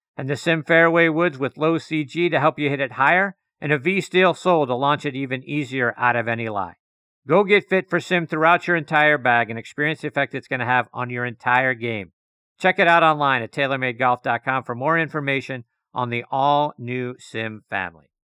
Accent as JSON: {"language": "English", "town": "Pittsburgh", "region": "Pennsylvania", "country": "United States", "tie": "born or raised there", "said": "my hometown of Pittsburgh"}